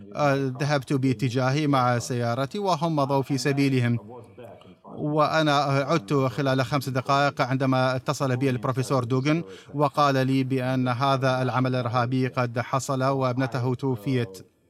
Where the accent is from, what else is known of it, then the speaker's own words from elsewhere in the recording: Russia; لأنني لست مواطنا أمريكيا ولست أوروبيا أنا روسي